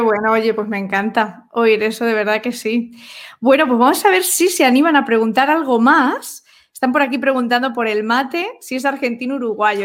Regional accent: Spain; para mí como española

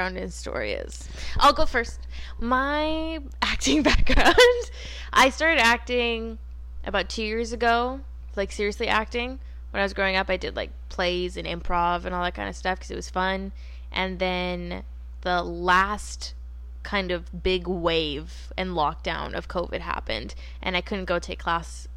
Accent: Winnipeg, Manitoba, Canada; moved away as an adult; now in Vancouver, Canada; I'm originally from Winnipeg, Manitoba

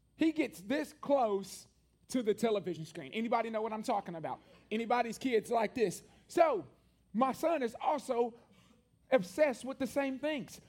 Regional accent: Columbia, Tennessee, United States; one church my entire life growing up in Columbia, Tennessee

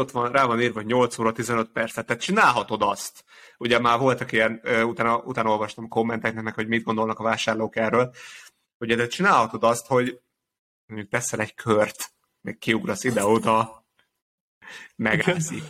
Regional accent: Hungary; Ugye magyarként

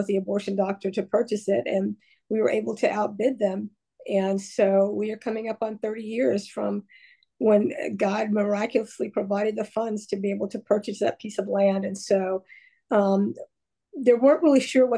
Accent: Rhea County, Tennessee, United States; I grew up in Ray County, which is a small community north of Chattanooga and Chattanooga, Tennessee

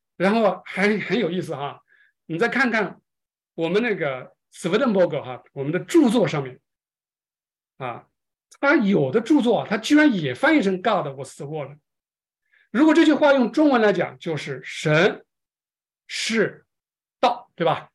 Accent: China; 我们中国人是最有感情的

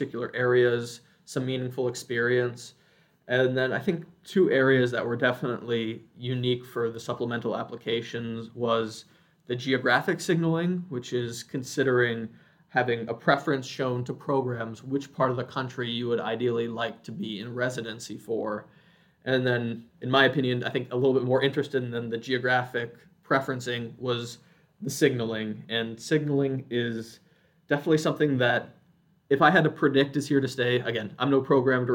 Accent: Midwest, United States; moved away; I grew up in the Midwest, so I was more willing to look at programs in the Midwest

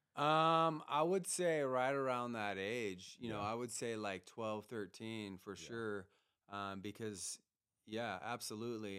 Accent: Grass Valley, California, United States; I grew up uh, up in Grass Valley.

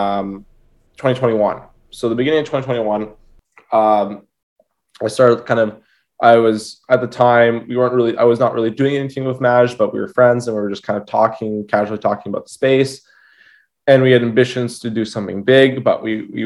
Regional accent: Toronto, Ontario, Canada; I'm from Toronto, Canada

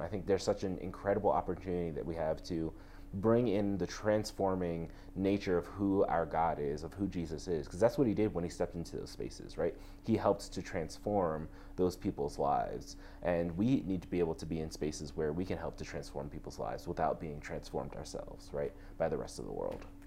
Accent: New York, United States; moved away as an adult; also born or lived in Texas; growing up in New York, um, I think one of the biggest things was I went to public school my whole life

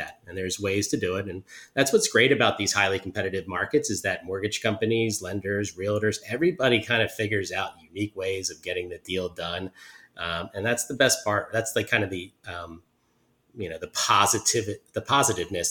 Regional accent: Huntingdon Valley, Pennsylvania, United States; moved away as an adult; also born or lived in Conshohocken / South Philadelphia / Chestnut Hill / Mount Airy; now in Philadelphia, United States; I grew up in Huntington Valley and, was there through college

